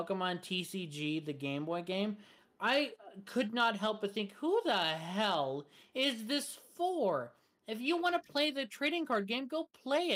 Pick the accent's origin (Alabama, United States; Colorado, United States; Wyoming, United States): Wyoming, United States; I was born in Wyoming